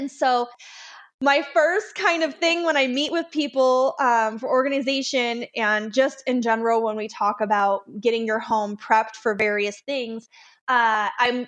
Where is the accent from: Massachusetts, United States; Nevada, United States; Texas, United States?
Nevada, United States; Las Vegas; now in Colorado, United States; I'm from Las Vegas originally.